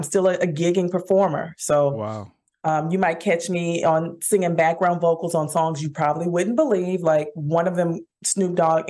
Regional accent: Dallas, Texas, United States; I'm born and raised in Dallas. Oak Cliff, baby. That's my hood.

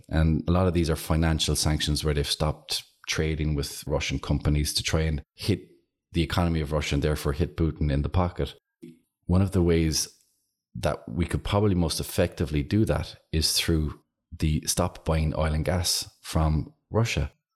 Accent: Clonakilty, Munster, Ireland; I'm from Clonakilty

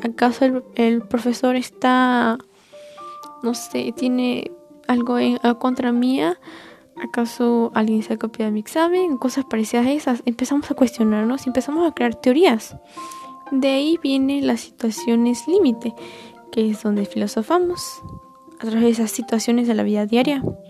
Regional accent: Bolivia; tengo 15 años y soy de Bolivia

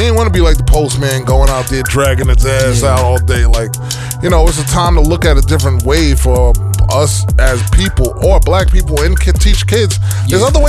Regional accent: Jamaica; moved away; I'm from Haiti. I'm Haitian. Everybody think I, you know, it's just like me growing up in Jamaica.

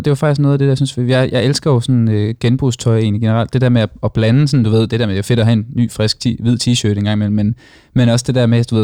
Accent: Copenhagen, Capital Region of Denmark, Denmark; Jeg er en dårlig københavner

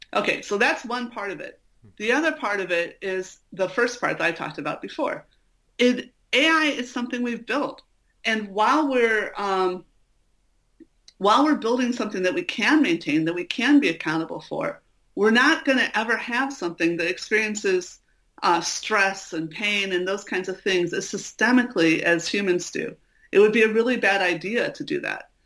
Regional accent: Chicago, Illinois, United States; I'm from Chicago

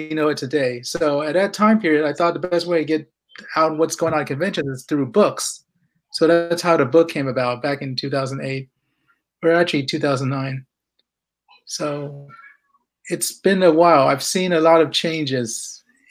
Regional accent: Houston, Texas, United States; moved away as an adult; now in California, United States; I was born and raised in Houston, Texas

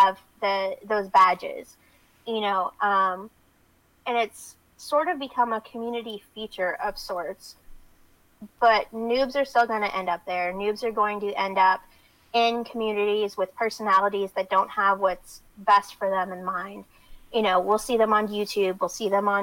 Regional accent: the South, United States; now you can tell I'm from the South

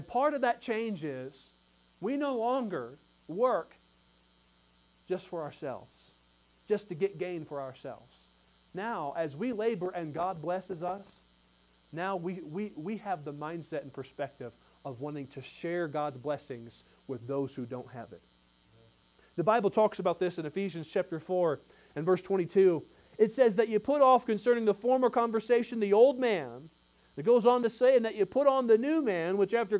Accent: United States; we're American people

